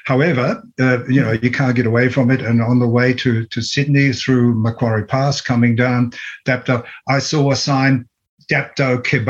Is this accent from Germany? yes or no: yes; Germany; also born or lived in Transylvania; now in Canberra, Australia; I was brought up in Germany, but I was born in the Carpathian Mountains in Transylvania.